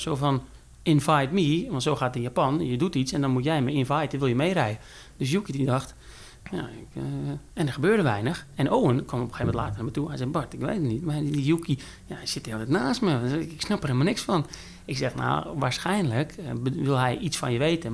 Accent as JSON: {"language": "Dutch", "country": "Netherlands", "said": "wij als Nederlanders zijn gewend veel Engels te praten"}